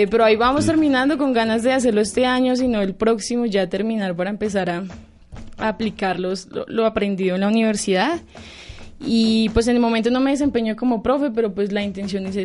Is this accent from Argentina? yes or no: no; Bogotá, Colombia; Yo nací aquí en Bogotá. mi familia pues es de varias partes de, Colombia, decirlo así. Gran parte de Boyacá, del Llano, del Tolima. Entonces, pero mi infancia sí fue aquí.